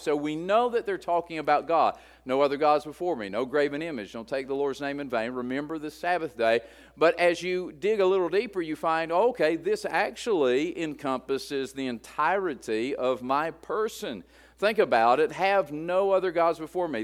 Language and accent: English; West Virginia, United States; moved away; I'm at a deficit coming from West Virginia, and so I'm trying to learn my first language.